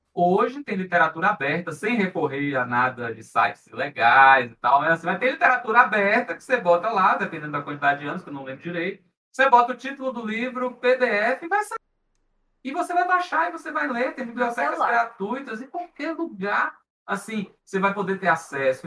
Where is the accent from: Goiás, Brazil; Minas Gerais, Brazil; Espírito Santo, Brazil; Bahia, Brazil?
Bahia, Brazil; interior of; eu sou do interior da Bahia